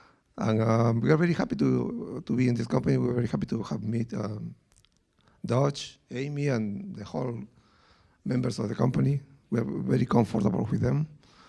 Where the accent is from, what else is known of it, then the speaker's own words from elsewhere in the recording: Peru; English is a second language; now in New York, United States; Well, I am from Peru and she's from Colombia, but we live in New York for the last 33 years.